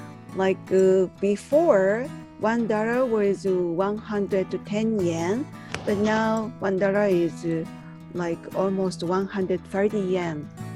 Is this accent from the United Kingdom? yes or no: no; Japan; from Japan.